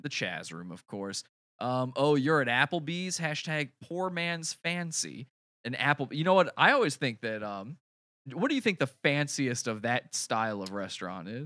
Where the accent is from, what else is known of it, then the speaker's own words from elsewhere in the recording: Virginia, United States; I'm from Virginia.